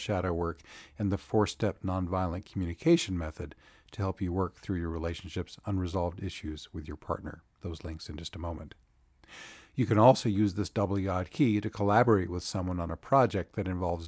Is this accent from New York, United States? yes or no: no; North Carolina, United States; my home state of North Carolina. Here in Asheville